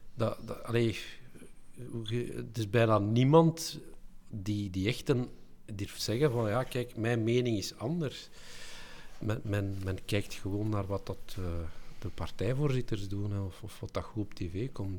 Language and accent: Dutch; Belgium